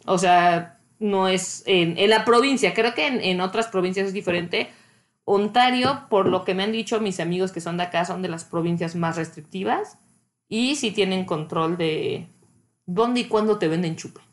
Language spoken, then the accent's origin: Spanish; Mexico; moved away as an adult; now in Canada; soy mexicana